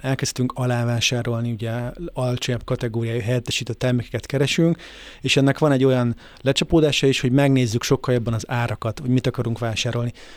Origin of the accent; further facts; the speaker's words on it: Hungary; magyarok vagyunk